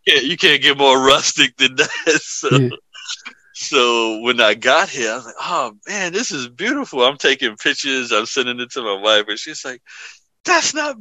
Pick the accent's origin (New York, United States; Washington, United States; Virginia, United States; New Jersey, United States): New York, United States; New York City; moved away as an adult; also born or lived in Hayward, California; now in Pennsylvania, United States; the apartment I was born into in the Bronx